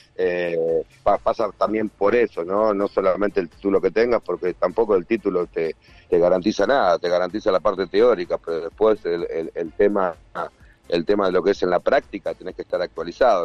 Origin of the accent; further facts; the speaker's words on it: Argentina; moved away as an adult; also born or lived in Dominican Republic; now in Miami, United States; Yo soy argentino por un tema de sentimiento